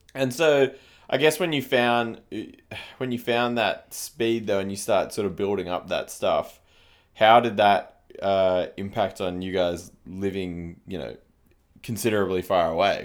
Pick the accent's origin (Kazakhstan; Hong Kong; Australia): Australia; Canberra, Australian Capital Territory; moved away; I grew up in Canberra and played in Canberra